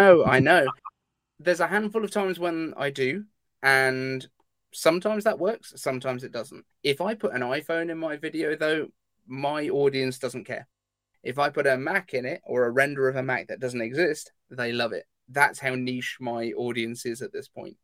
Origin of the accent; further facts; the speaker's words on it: United Kingdom; I'm British